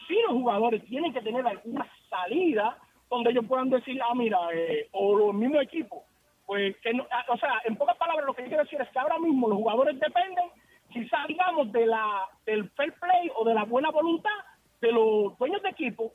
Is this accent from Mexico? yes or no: no; Dominican Republic; yo soy dominicano